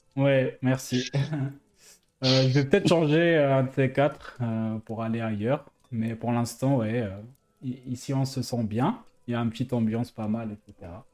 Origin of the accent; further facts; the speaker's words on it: Algiers, Algiers Province, Algeria; now in France; j'ai grandi en Algérie, ensuite, je suis venu en France